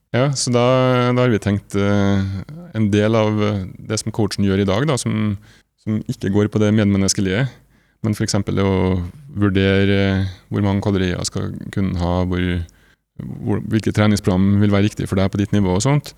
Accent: Nordmøre, Møre og Romsdal, Norway; now in Trondheim, Norway; jeg er opprinnelig fra Nordmøre, bor i Trondheim

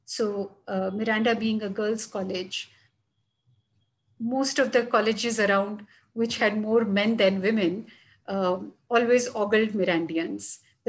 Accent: Jhansi, Uttar Pradesh, India; born there; also born or lived in Delhi / Chandigarh / Chennai / Varanasi; So while I was born in Jhansi, which is somewhere here, dipping into Madhya Pradesh, I stayed many times in Delhi, in Chandigarh, which is somewhere Punjab.

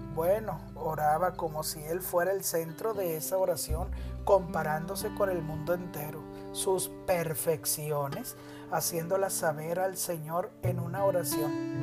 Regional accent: Nuevo León, Mexico; como decimos en Nuevo León, mi tierra, la divina garza

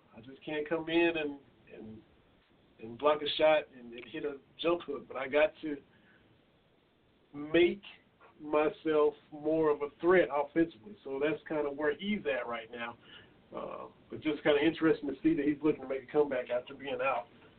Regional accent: Harlan County, Kentucky, United States; Harlan County, to my hometown

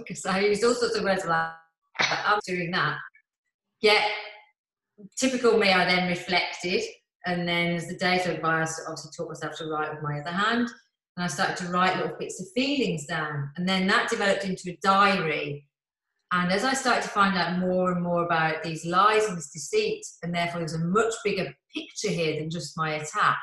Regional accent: Birmingham, West Midlands, United Kingdom; accent: Brummie; this brummy accent

